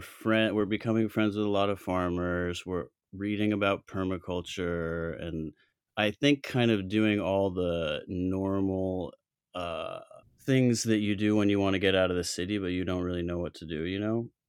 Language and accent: English; Colorado, United States; moved away; also born or lived in Chicago / New York City; I'm from Colorado originally.